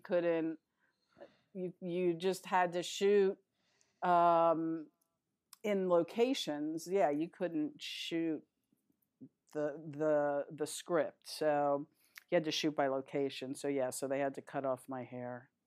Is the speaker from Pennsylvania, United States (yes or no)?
yes; Philadelphia, Pennsylvania, United States; moved away as an adult; also born or lived in New York City / Queens / Los Angeles; I was pretty much raised in Philadelphia